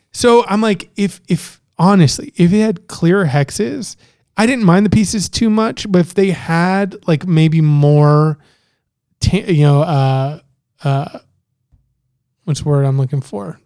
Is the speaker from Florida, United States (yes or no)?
yes; Miami, Florida, United States; also born or lived in Canada; I'm from Miami